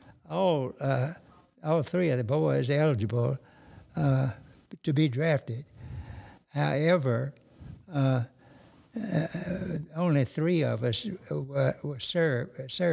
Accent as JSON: {"language": "English", "town": "Lucien", "region": "Mississippi", "country": "United States", "tie": "born or raised there", "lives_now": "Kosciusko, United States", "said": "I'm from Lucien, Mississippi, about 30 miles southwest of Brookhaven."}